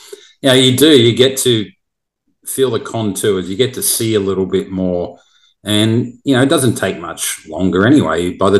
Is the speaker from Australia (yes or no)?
yes; Melbourne, Victoria, Australia; moved away; growing up in Melbourne